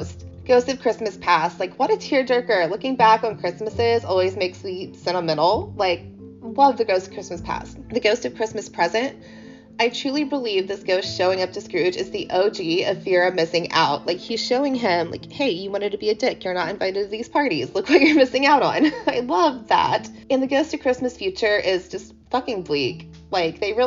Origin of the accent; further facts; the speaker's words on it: United States; I'm American